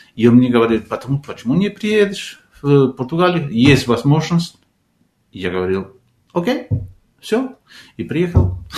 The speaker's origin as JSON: {"language": "Russian", "country": "Argentina", "also_born_or_lived": "Moscow, Russia", "second_language": "Russian", "moved": "as an adult", "lives_now": "Portugal", "said": "я из Аргентины"}